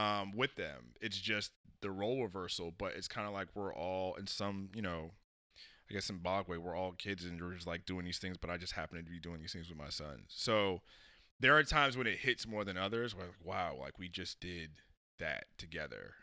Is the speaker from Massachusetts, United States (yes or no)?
yes; Springfield, Massachusetts, United States; I was born in Springfield, Massachusetts